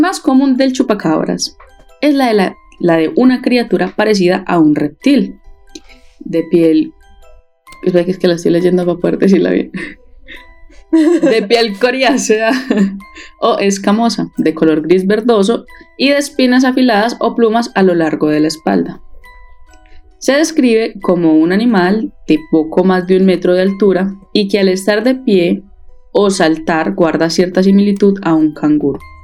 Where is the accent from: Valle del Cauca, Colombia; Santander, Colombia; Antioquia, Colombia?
Antioquia, Colombia; Paisa; yo soy demasiado paisa